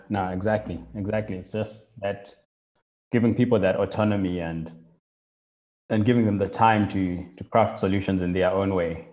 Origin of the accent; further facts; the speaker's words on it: Zimbabwe; moved away as an adult; now in Cape Town, South Africa; so I'm originally from Zimbabwe and got involved and in, got started using computers quite early on, like in primary school